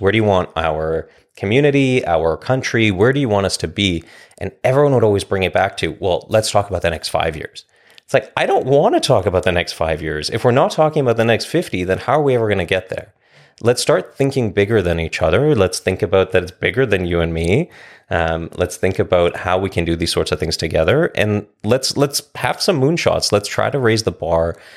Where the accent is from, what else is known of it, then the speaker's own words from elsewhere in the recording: Vancouver, British Columbia, Canada; now in Coquitlam, Canada; I'm born and raised in Vancouver. I live in Coquitlam.